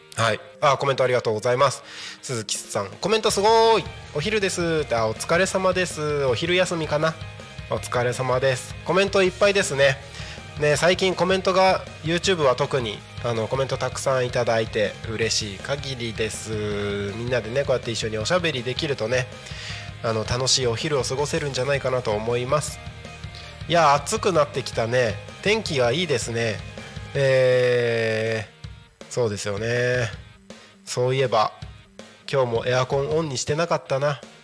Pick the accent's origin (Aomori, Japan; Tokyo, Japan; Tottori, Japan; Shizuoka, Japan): Aomori, Japan; Takko; 自分の地元のね青森県田子町